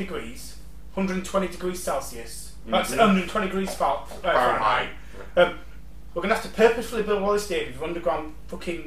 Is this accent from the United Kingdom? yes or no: yes; England, United Kingdom; I'm English